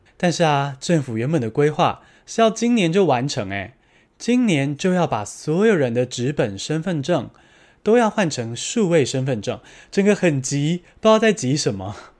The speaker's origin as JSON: {"language": "Chinese", "country": "Taiwan", "said": "我们来自台湾，不是中国"}